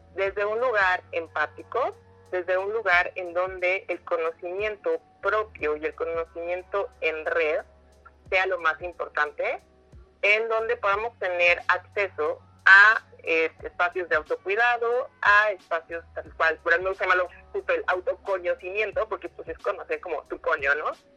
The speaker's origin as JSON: {"language": "Spanish", "region": "Oaxaca", "country": "Mexico", "moved": "yes", "lives_now": "Mexico City, Mexico", "said": "yo soy de Oaxaca"}